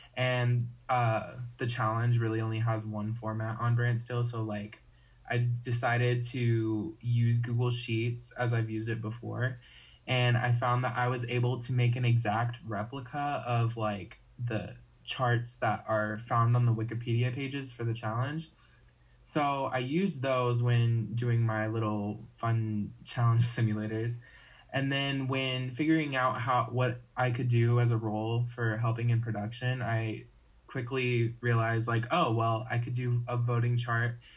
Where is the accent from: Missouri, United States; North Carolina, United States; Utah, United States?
North Carolina, United States; I'm from North Carolina